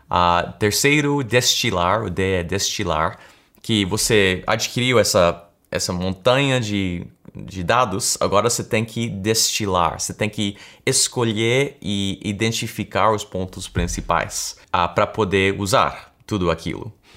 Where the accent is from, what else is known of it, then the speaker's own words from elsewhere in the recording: United States; accent: American; Portuguese is a second language; percebo aquele sotaque americano que eu tenho, porque eu nasci aqui, na verdade. Uh, então, eu sou americano